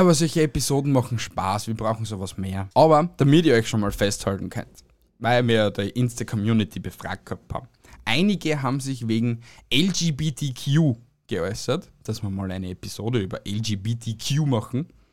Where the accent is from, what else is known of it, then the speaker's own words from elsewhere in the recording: Austria; uns Österreicher